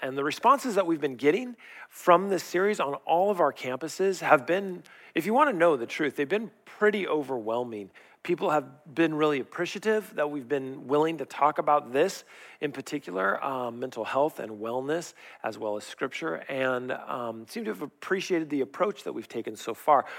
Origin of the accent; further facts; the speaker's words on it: Riverside, California, United States; I grew up in La Sierra, and back in the day when I grew up there, they had orange groves.